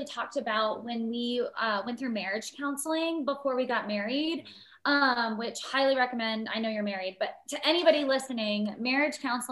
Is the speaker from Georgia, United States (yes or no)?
yes; Lawrenceville, Georgia, United States; I'm from the Lawrenceville area in Georgia